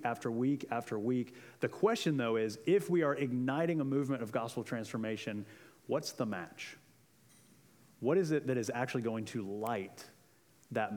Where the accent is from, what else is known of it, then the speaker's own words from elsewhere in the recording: Central Florida, United States; moved away; I'm from Central Florida.